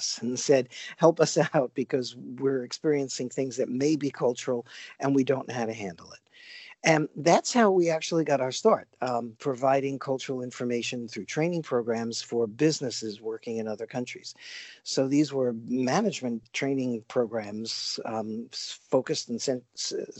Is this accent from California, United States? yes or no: no; New York City, New York, United States; I grew up in New York City, probably one of the most multicultural places in the world